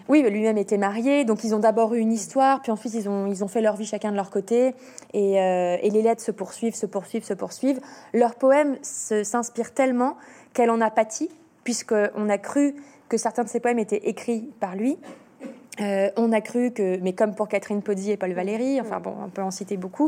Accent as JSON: {"language": "French", "town": "Lyon", "region": "Auvergne-Rhône-Alpes", "country": "France", "said": "Je suis lyonnaise"}